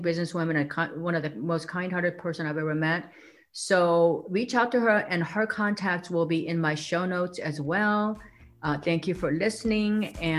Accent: South Korea; moved away; I grew up in South Korea where women were supposed to be kind of quiet.

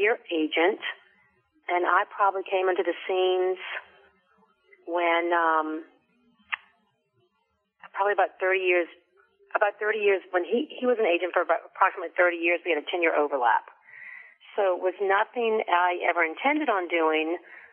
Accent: New Orleans, Louisiana, United States; we grew up doing things in New Orleans

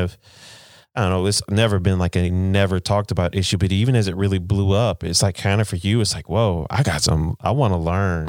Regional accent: United States; I'm American, you live in America now

